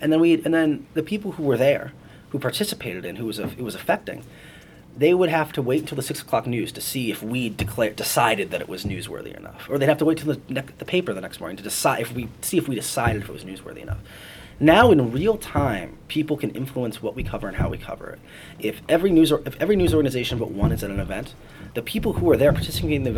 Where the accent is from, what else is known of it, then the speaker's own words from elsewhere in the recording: Cleveland, Ohio, United States; moved away; a 12-year-old in Cleveland, my hometown